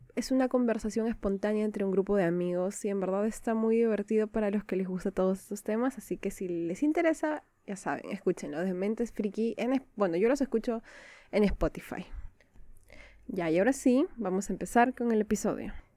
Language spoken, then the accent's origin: Spanish; Peru; Soy de Perú